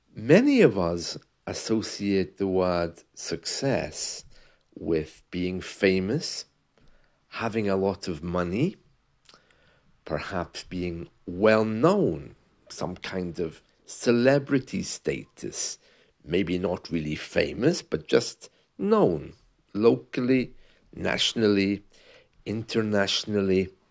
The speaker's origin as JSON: {"language": "English", "region": "London", "country": "United Kingdom", "tie": "born or raised there", "first_language": "English", "said": "I was uh, raised in England, okay, in London"}